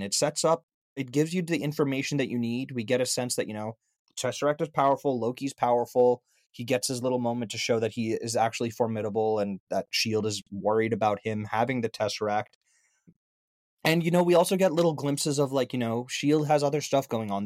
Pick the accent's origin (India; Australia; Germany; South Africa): India; as an Indian